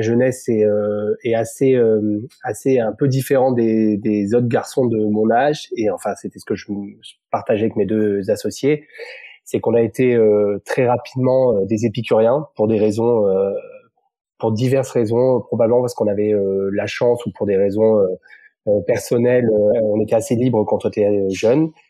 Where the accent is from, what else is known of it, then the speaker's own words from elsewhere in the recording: Montpellier, Occitania, France; moved away as an adult; also born or lived in Paris; je suis né à Montpellier, euh, comme euh, mes deux business partners. On s'est rencontrés sur les sur les bancs d'école quand j'étais tout petit